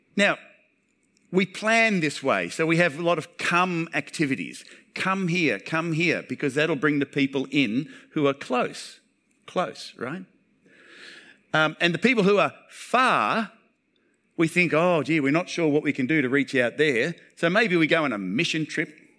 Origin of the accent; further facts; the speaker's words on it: Townsville, Queensland, Australia; I'm a local